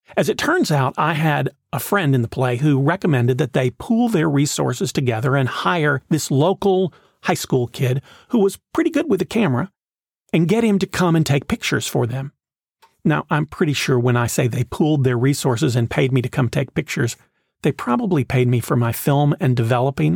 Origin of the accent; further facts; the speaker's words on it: Knoxville, Tennessee, United States; When I was in high school, the Clarence Brown Theater in my hometown put on a production of The Music Man